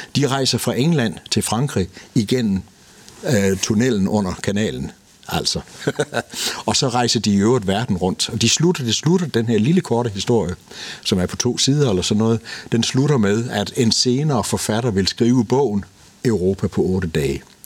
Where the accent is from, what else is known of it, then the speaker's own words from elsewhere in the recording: Denmark; vi er danskere